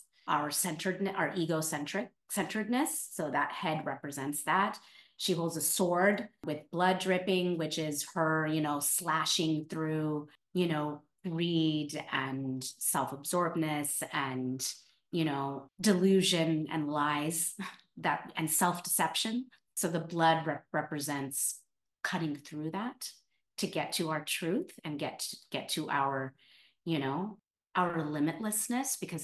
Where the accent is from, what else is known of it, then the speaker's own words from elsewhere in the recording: California, United States; moved away as an adult; now in New York, United States; I'm born and raised in California